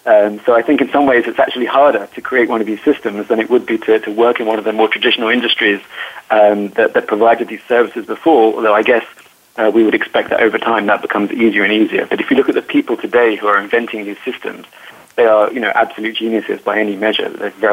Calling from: Tel Aviv, Tel Aviv District, Israel; I'm calling you from Tel Aviv, in fact, from pretty much the center of Tel Aviv, right by Rabin Square

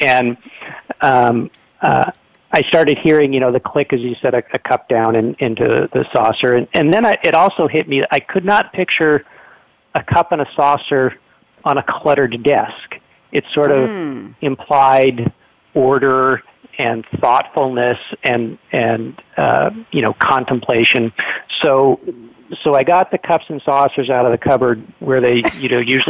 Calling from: Los Angeles, California, United States; actually, I'm calling from Los Angeles.

